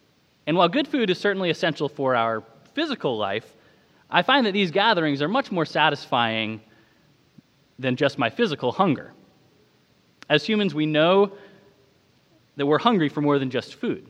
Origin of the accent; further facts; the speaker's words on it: Maine, United States; moved away; Growing up in Maine